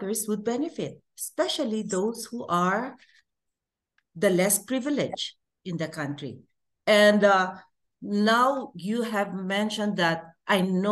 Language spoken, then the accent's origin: English; Philippines; moved away; I am far from the Philippines, but I try to come up with ways and means on how to serve our kababayans, our co-Filipinos there